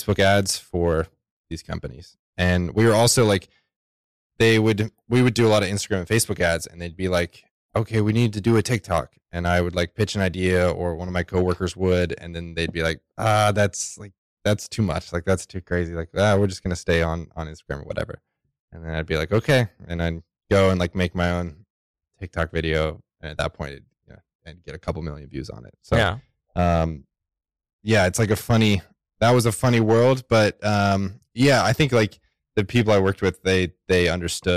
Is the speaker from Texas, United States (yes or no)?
yes; Texas, United States; moved away as an adult; I'm from Texas, so I grew up building like decks and fences and tree houses and whatever.